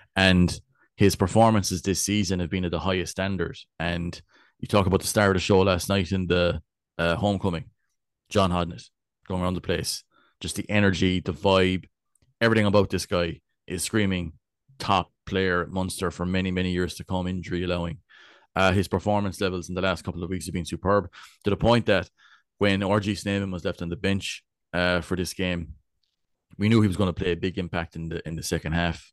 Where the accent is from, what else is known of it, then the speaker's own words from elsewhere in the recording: West Cork, Munster, Ireland; I'm from Bellineen.